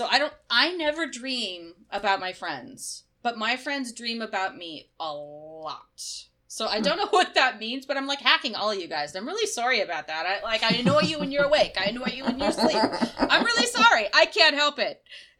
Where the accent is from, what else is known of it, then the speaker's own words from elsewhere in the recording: Michigan, United States; born there; I was born in Michigan.